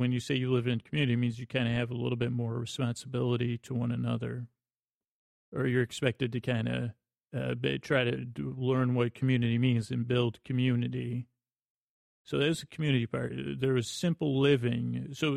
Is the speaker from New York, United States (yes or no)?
yes; Syracuse, New York, United States; moved away as an adult; also born or lived in Bronx, New York; I grew up in Syracuse, New York